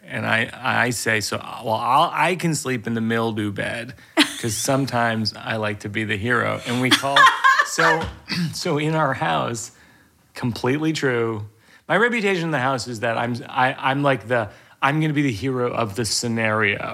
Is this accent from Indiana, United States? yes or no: no; Massachusetts, United States; I grew up in Massachusetts